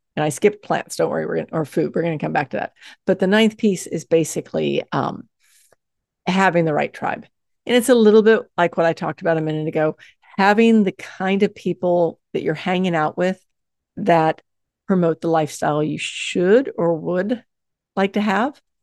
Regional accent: the South, United States; I grew up in the South

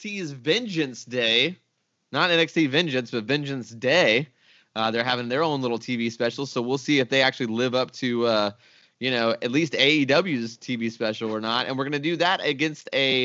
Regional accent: the South, United States; I grew up in the South, and I watched a lot of WCW growing up

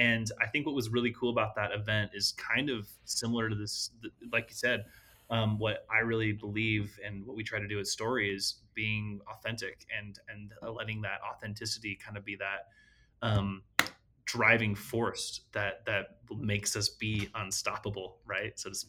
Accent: Utah, United States; also born or lived in California; So I was born in California. Yes. And then, my parents moved to Utah when I was just a kid. And so I basically have grown up my whole life in Utah, claim Utah as home.

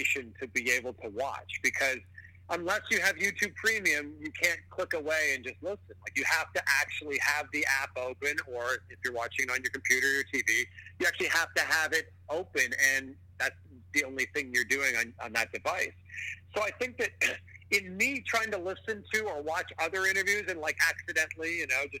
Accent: Pickering, Ontario, Canada; also born or lived in Toronto; my hometown of Pickering, Ontario

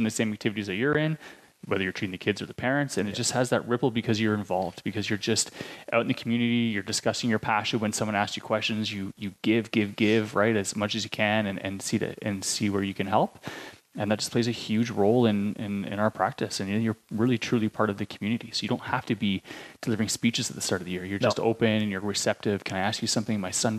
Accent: Ontario, Canada; I came from Ontario. Like, I had no network here. Didn't grow up here.

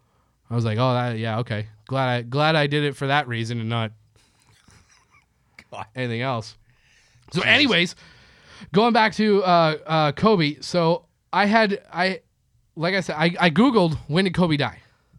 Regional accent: Canada; now in Los Angeles, United States; I'm from Canada.

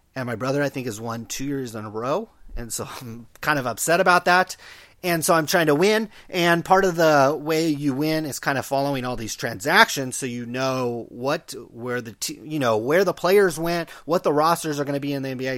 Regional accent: Stockton, California, United States; growing up in, in Stockton

